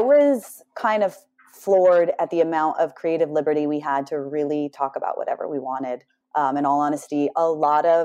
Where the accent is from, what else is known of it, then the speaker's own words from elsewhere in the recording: Southern California, United States; I grew up in Southern California